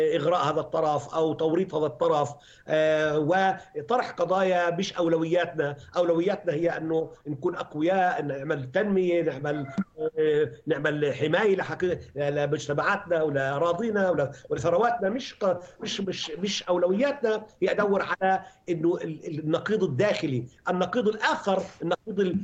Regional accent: Palestine; انا بحكي من فلسطين

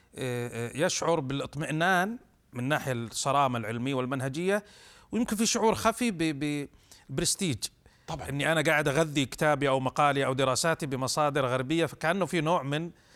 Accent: Saudi Arabia

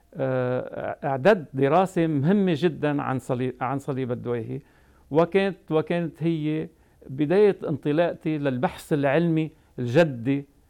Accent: Tripoli, North Governorate, Lebanon; أنا نشأت آه، بطرابلس والدي كان عنده محل

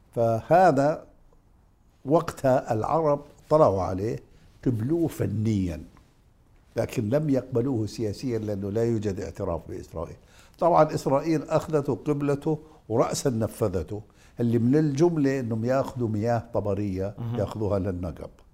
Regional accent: Jordan; انا اردني

